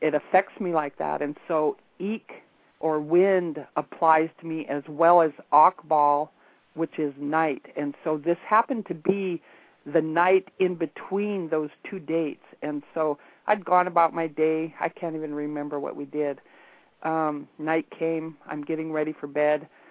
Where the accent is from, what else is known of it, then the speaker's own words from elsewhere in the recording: Montana, United States; moved away; also born or lived in Alaska; I happened to be back in Montana, which is where I was born and raised.